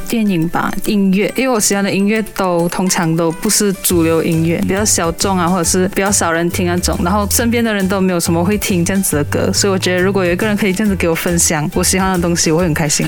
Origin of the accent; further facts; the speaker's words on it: Ipoh, Perak, Malaysia; 我是来自霹雳医保的